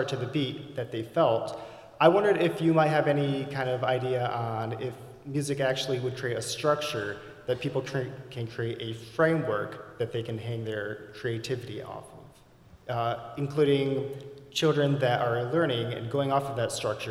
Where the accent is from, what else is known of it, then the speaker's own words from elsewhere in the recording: Binghamton, New York, United States; I'm from Binghamton